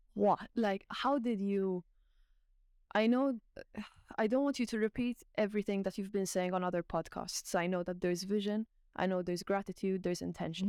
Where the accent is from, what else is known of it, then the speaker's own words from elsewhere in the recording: Malta; now in Ireland; I'm from Malta, I'm not Irish